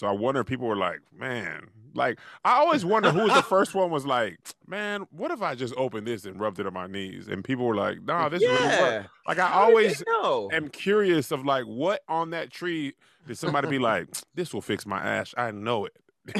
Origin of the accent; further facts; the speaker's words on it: El Paso, Texas, United States; I'm from El Paso